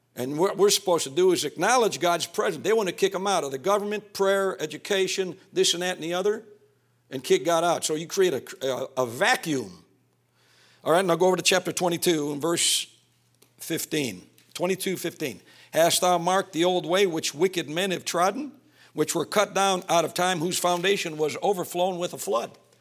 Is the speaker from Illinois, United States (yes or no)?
yes; Calumet City, Illinois, United States; I came from North, uh, Calumet City, right next to Hammond, Indiana